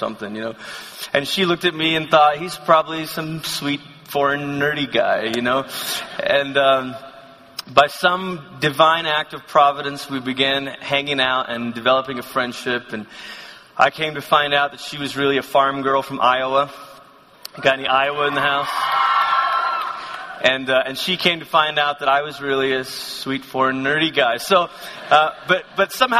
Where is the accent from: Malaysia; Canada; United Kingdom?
Malaysia; moved away as an adult; also born or lived in Oklahoma; I come from Malaysia again, and we didn't wear sweaters in Malaysia